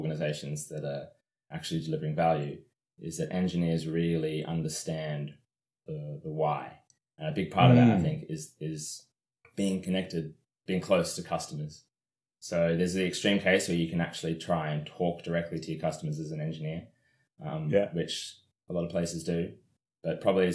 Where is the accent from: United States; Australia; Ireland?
Australia; Canberra, Australian Capital Territory; moved away as an adult; now in London, United Kingdom; I'm from Australia, from Canberra, Australia.